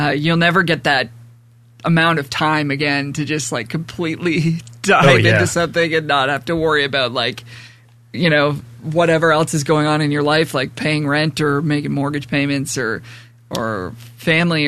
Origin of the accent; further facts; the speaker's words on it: Toronto, Ontario, Canada; I grew up in Port Union, which is just like on the border of Pickering on the 401.